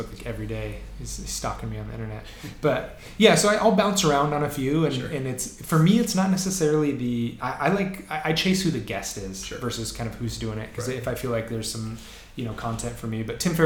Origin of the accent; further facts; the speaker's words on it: Seattle, Washington, United States; I grew up in Green Lake.